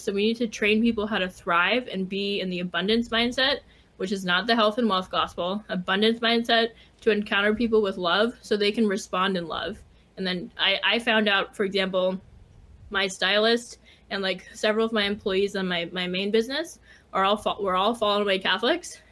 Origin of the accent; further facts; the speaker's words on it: Silicon Valley, California, United States; moved away; also born or lived in Chicago; I was raised in Silicon Valley